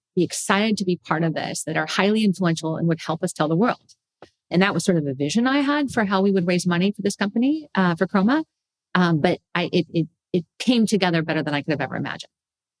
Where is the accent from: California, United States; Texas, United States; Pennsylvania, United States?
California, United States; I'm a foodie. I mean, I came from the Bay Area, for God's sake.